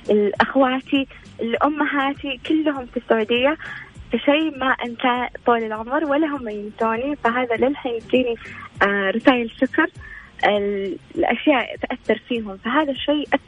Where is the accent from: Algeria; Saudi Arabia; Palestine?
Saudi Arabia; Riyadh, Riyadh Province; انا آه، من الرياض وانا اكاديميه متخرجه لغات وترجمه حاليا ادرس آه، في جامعة الملك سعود